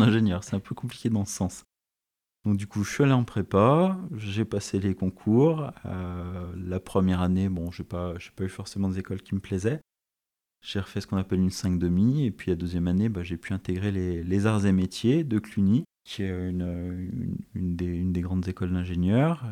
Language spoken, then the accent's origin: French; Saint-Étienne, Auvergne-Rhône-Alpes, France; also born or lived in Paris; je suis stéphanois d'origine, j'y suis né en 1982 et j'ai vécu une bonne partie de, de ma vie